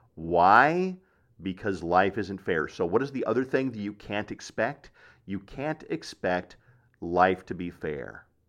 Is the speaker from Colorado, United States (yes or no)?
yes; Black Forest, Colorado, United States; I'm a kid from Black Forest, Colorado, who growing up traveled in a Volkswagen